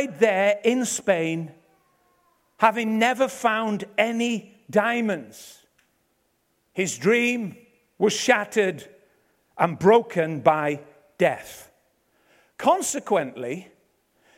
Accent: Ebbw Vale, Wales, United Kingdom; I'm from Ebervale.

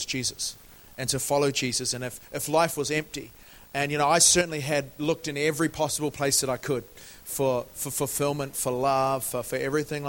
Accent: New Zealand; moved away as an adult; now in London, United Kingdom; I am originally from New Zealand

